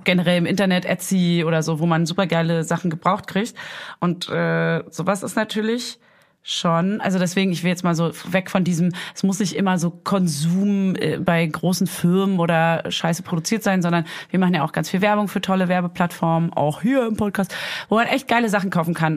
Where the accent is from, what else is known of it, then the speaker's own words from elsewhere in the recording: East Germany, Germany; als Ossi